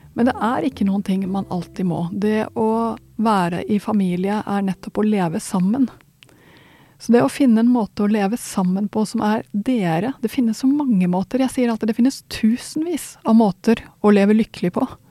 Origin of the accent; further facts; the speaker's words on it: Sweden; now in Norway; nå er jeg svensk